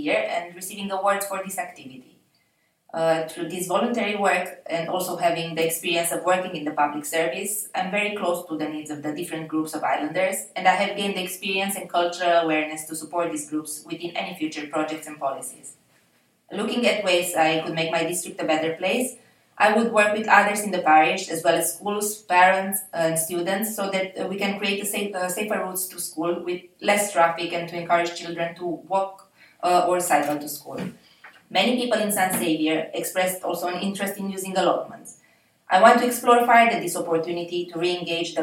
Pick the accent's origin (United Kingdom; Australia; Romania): Romania; moved away as an adult; also born or lived in United States / Jersey; now in St Saviour, Jersey; I'm British Romanian, living in St Saviour with my husband